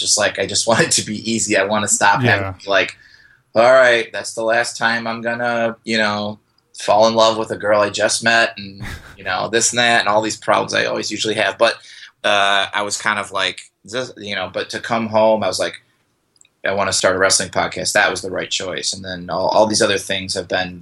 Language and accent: English; northwest Indiana, United States; also born or lived in Los Angeles; now in Chicago, United States; originally I'm from Indiana, but it's like a suburb of Chicago. We're northwest Indiana.